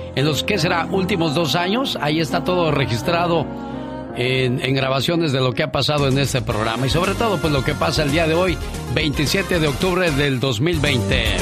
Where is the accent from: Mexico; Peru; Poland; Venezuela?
Mexico; Oaxaca; moved away; un día salí de Oaxaca, pero Oaxaca nunca salió de mí